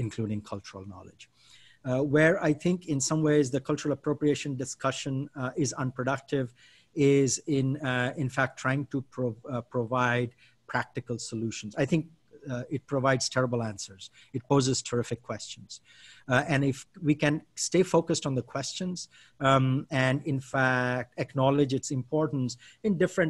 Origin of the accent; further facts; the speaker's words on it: India; now in United States; I'm an Indian citizen who lives in the US